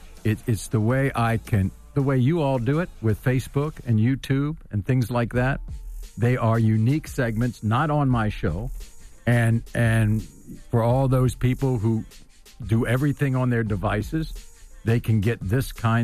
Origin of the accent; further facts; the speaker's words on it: Washington, District of Columbia, United States; I grew up in Washington, D.C., so I'm kind of a local kid, and I've been around government most of my life.